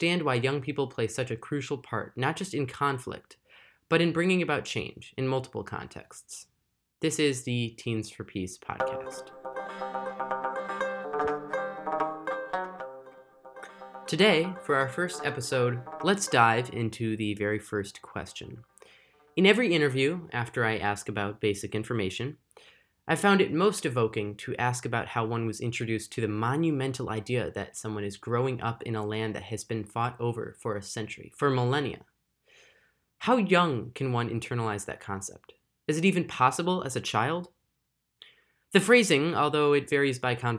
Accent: Chicago, Illinois, United States; I'm 17 and from the Chicago area

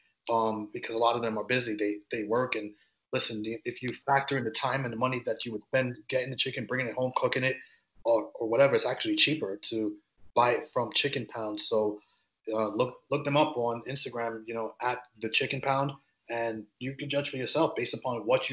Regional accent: New York, United States; I'm from New York, obviously, East Coast

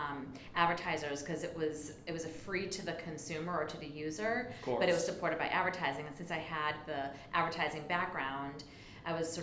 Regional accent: West Boylston, Massachusetts, United States; also born or lived in Fairfield, Connecticut; I grew up in West Boylston

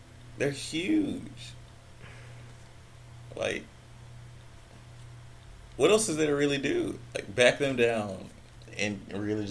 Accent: Jacksonville, Florida, United States; I am from Jacksonville

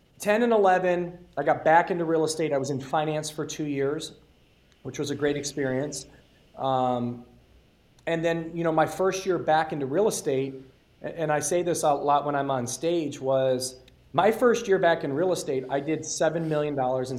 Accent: Detroit, Michigan, United States; now in Arizona, United States; I come from Metro Detroit, and I was raised in South Detroit

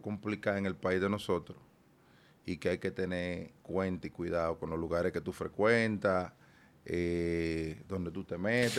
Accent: Dominican Republic; moved away; also born or lived in United States; yo soy dominicano neto, pero a la vez, yo soy ciudadano americano.

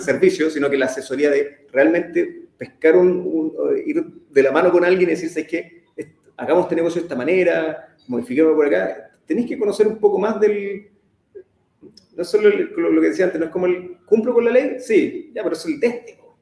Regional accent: Temuco, Araucanía, Chile; moved away as an adult; now in Santiago, Chile; nací en Temuco hace 34 años ya eh, estudié el colegio allá, me, vine después a los 17

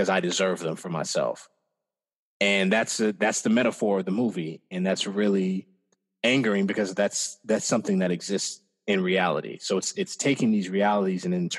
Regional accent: Iowa, United States; growing up in Iowa

